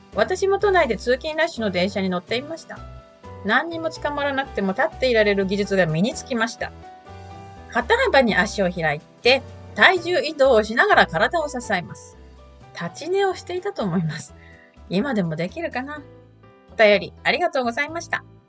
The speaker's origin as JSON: {"language": "Japanese", "region": "Kanto", "country": "Japan", "tie": "born or raised there", "moved": "yes", "lives_now": "Melbourne, Australia", "said": "関東の出身"}